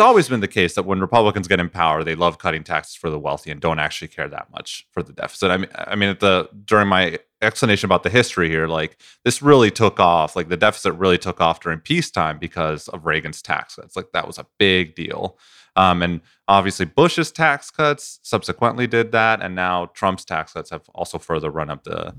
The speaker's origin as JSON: {"language": "English", "country": "Venezuela", "moved": "yes", "said": "I come from Venezuela"}